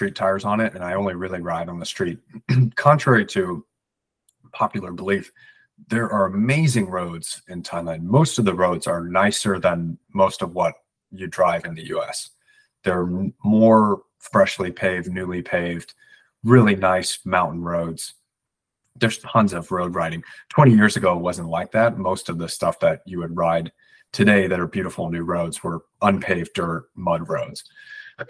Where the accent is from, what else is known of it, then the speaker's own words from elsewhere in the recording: United States; as an American